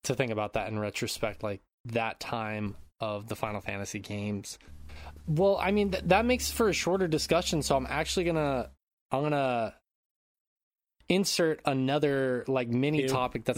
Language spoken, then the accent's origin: English; United States; now in Japan; being the American that I am